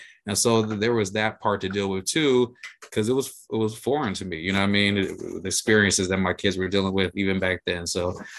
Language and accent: English; United States; now in Washington, United States; my dad's from DC, but I grew up outside Pittsburgh in Michigan.